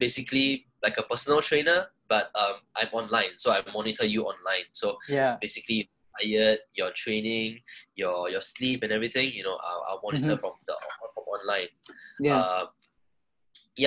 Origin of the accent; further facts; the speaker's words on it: Singapore; I'm Singaporean. I've been in Singapore my whole life